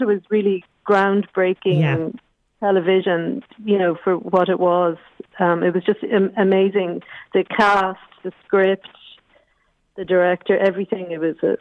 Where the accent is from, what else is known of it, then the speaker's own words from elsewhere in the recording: Limerick, Munster, Ireland; also born or lived in Madrid; I'm from Limerick originally